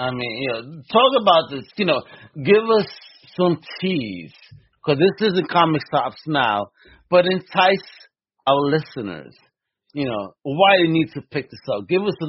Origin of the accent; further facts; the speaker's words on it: United States; As an American